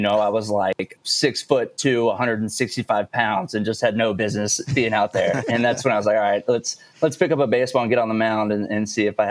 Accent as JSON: {"language": "English", "region": "Texas", "country": "United States", "tie": "born or raised there", "said": "growing up in Texas, it's a big state. So I was always a little bit spread out from family."}